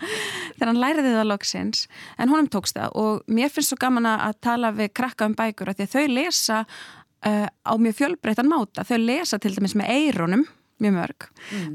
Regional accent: Hafnarfjörður, Capital Region, Iceland; heimabæin minn Hafnafjörð

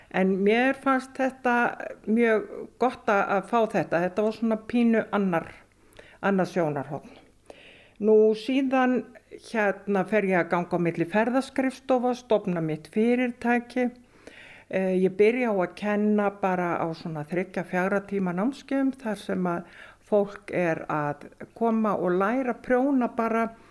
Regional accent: Sauðárkrókur, Northwestern Region, Iceland; Ég ólst upp á Söðakróki, fætt 1955

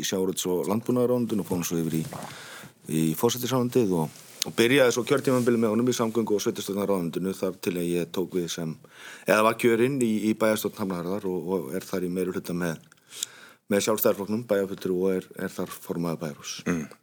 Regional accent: Hafnarfjörður, Capital Region, Iceland; ég er uppalinn hafðfyrringur

